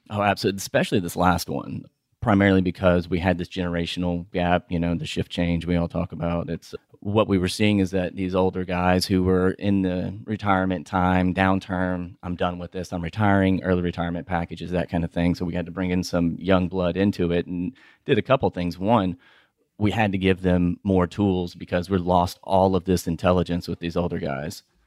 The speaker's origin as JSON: {"language": "English", "town": "Houston", "region": "Texas", "country": "United States", "also_born_or_lived": "Austin", "said": "I'm from Houston"}